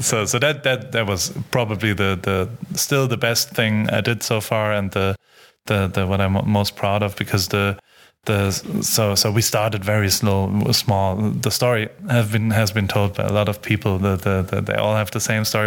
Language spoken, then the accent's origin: English; Heidelberg, Baden-Württemberg, Germany; I grew up in Heidelberg